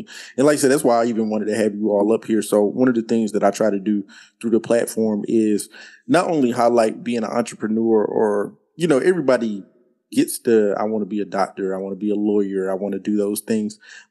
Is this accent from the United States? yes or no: yes; North Carolina, United States; I'm from North Carolina